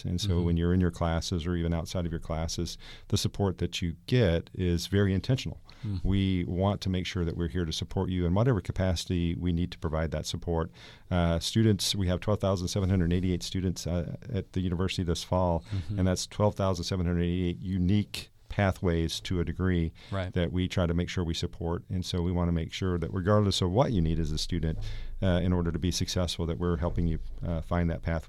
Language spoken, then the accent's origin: English; Georgia, United States; I'm not originally from the area, as I mentioned. I grew up in Georgia and went to Florida State.